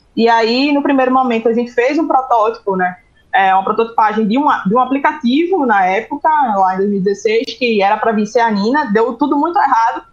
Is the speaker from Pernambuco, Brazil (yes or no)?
yes; Recife, Pernambuco, Brazil; Eu sou natural do Recife, moro aqui, a sede da empresa é aqui. Eu nasci e me criei no subúrbio daqui